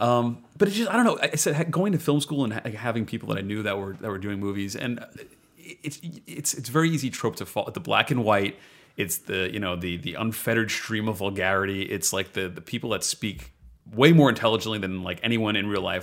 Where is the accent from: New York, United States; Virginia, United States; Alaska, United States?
New York, United States; also born or lived in Central Jersey; I'm native New Yorker